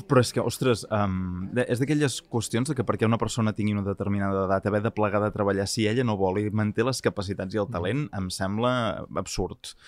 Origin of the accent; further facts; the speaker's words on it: Catalonia, Spain; som catalans